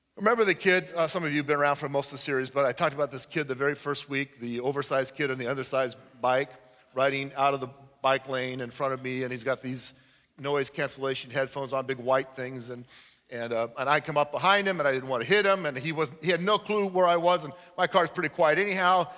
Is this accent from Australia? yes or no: no; United States; I'm an American